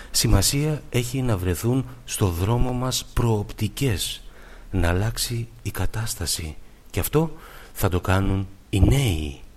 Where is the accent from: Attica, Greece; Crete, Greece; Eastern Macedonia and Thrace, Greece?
Attica, Greece; Athens; born there; Γεννήθηκα στην Αθήνα το Νοέμβριο του 1935. Οι γονείς μου πρόσφυγες.